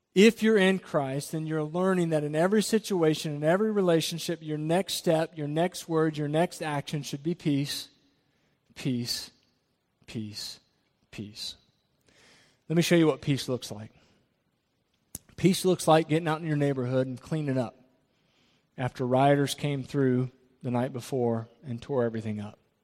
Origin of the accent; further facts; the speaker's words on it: Jacksonville, Florida, United States; we come from Jacksonville. The area I come from is extremely diverse. I played on a football team